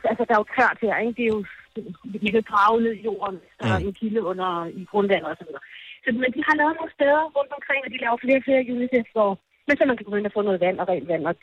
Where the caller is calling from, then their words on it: Ethiopia; Godmorgen, jeg er direkte fra Vukrum.